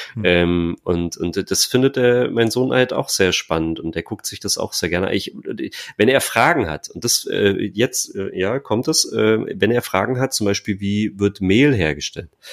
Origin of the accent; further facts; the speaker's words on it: near Stendal, north of Magdeburg, Saxony-Anhalt, Germany; also born or lived in East Germany (GDR); ich bin in der Nähe von Stendal aufgewachsen. So, ähm, also nördlich von Magdeburg